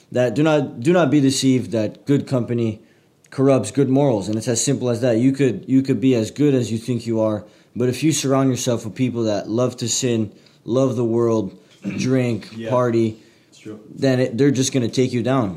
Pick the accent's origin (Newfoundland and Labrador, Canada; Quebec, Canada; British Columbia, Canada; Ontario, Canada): Quebec, Canada; Montreal; I'm originally from Montreal, Canada